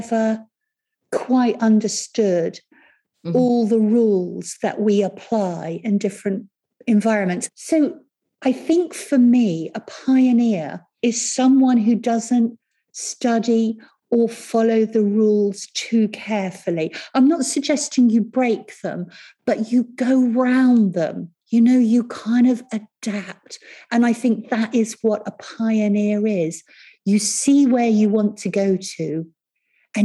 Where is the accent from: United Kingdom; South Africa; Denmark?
United Kingdom; Cranleigh, South East England; also born or lived in Rio de Janeiro, Brazil / Surbiton; we came back to the UK and I lived in a little village called Cranley for a while. And then when I was older, I went to a school called Surbiton High School